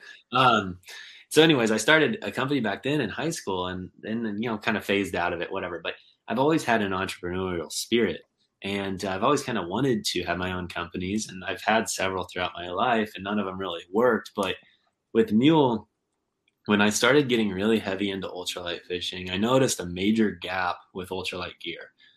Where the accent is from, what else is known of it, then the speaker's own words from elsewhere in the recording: Kansas, United States; also born or lived in California / Arkansas; now in Southwest Michigan, United States; I grew up in Kansas, which is a lot more of just like farm ponds and and small reservoirs